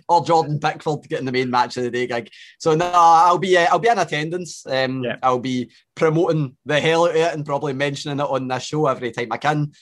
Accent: Scotland, United Kingdom; we're born here.

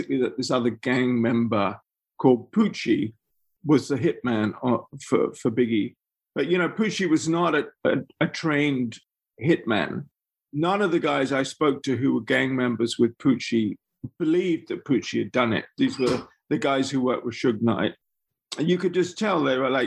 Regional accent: England, United Kingdom; as an English person who hadn't grown up there

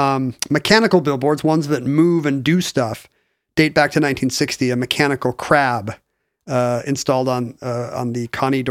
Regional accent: Seattle, Washington, United States; Growing up in Seattle

